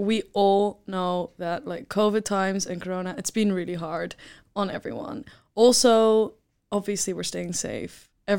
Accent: Amsterdam, North Holland, Netherlands; accent: mixed Scottish and Dutch; So I'm from Amsterdam.

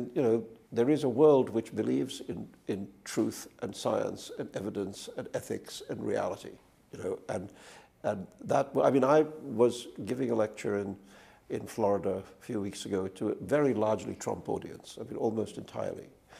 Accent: India; also born or lived in England; now in United States; I was a migrant from India to England. I was a migrant from England to the United States. I mean, I spent my life being a migrant

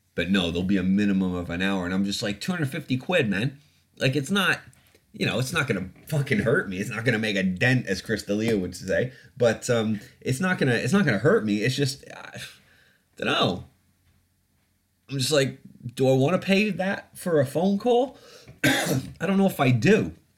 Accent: Canada; now in United Kingdom; I grew up in Canada

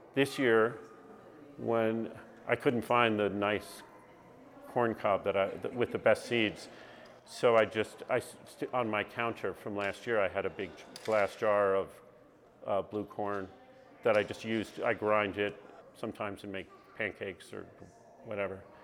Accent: northwestern Connecticut, United States; born or raised there; also born or lived in New York City, New York

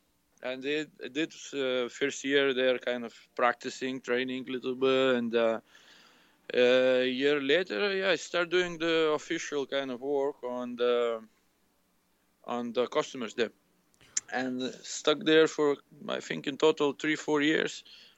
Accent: Lithuania; English is a second language; Back in Lithuania. It's my place.

